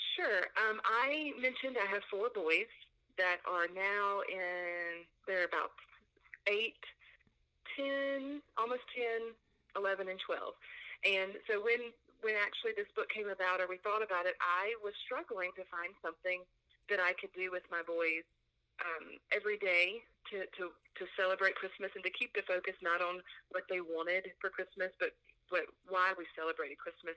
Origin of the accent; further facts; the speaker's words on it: Mississippi, United States; also born or lived in Nashville, Tennessee; now in Houston, United States; I grew up in Mississippi, small town Mississippi